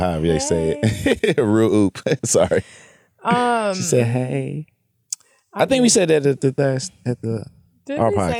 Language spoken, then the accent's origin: English; West Coast, United States; he's, like, Mississippi, Chicago connections, and I'm from the West Coast